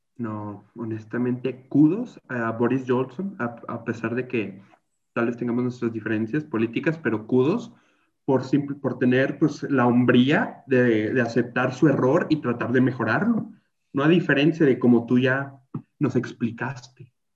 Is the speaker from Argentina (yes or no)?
no; Mexico